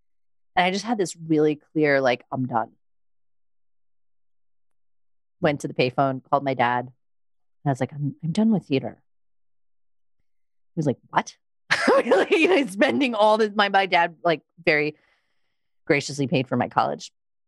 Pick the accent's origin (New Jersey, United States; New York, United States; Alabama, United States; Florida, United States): New York, United States; Long Island; I was from Long Island and I used to really talk like this.